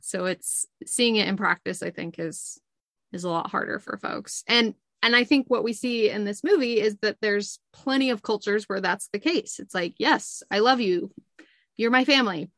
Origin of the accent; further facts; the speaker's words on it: Utah, United States; I grew up in Utah where my whole ecosystem was Mormon and happy Mormon.